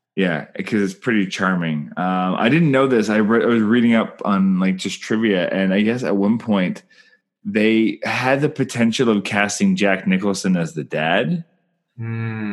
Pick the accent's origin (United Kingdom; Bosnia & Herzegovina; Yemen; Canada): Canada; I'm Canadian filmmaker